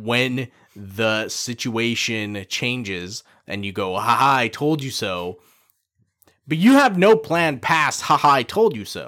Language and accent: English; Canada; proud to be Canadian